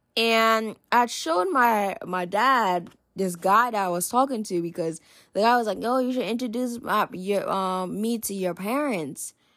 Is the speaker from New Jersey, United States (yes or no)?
yes; New Jersey, United States; I'm in New Jersey. I'm originally from New Jersey